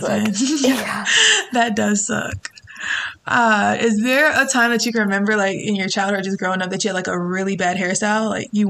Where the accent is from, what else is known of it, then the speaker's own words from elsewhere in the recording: Syracuse, New York, United States; moved away; I'm originally from upstate New York, like Syracuse.